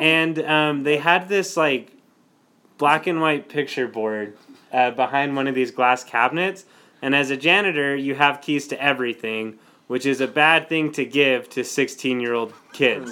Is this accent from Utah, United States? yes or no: yes; Lindon, Utah, United States; we do like to give our hometowns nicknames. So mine is the City of Dreams, Linden, Utah